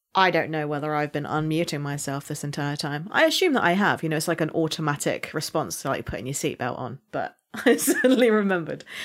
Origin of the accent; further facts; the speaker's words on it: Somerset, South West England, United Kingdom; accent: farmer slash pirate; I am from Somerset, so my accent is more farmer slash pirate